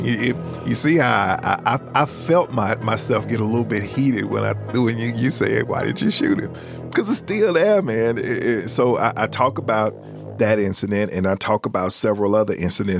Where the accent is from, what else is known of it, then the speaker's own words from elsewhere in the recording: the South, United States; now in Birmingham, United States; I'm from the South.